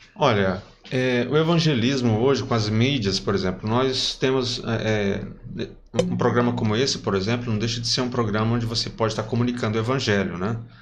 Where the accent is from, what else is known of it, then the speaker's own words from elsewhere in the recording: Parnaíba, Piauí, Brazil; minha infância aqui em Parnaíba